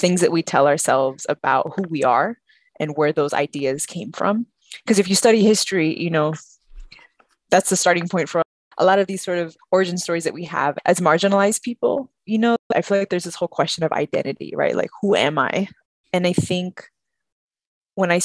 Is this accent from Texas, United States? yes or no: yes; San Antonio, Texas, United States; I grew up in San Antonio